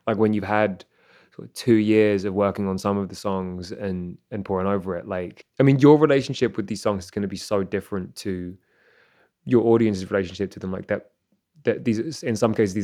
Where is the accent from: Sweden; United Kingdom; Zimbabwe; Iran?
United Kingdom; London; now in Toronto, Canada; I'm from London